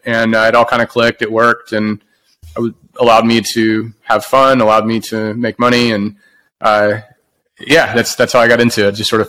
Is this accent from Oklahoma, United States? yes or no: yes; Oklahoma, United States; moved away as an adult; now in Austin, United States; this was moving to the big city for me. I'm from Oklahoma, and I moved here right after school, 2002.